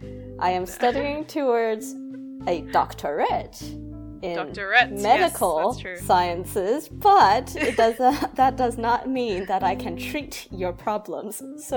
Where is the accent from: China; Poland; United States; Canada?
Canada; now in Melbourne, Australia; I'm a PhD student at the University of Melbourne, and I'm originally from Canada.